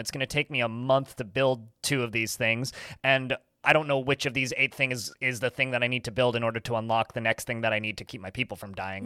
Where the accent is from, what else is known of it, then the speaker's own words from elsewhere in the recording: Maple Ridge, British Columbia, Canada; my hometown, oddly enough, of Maple Ridge, Canada.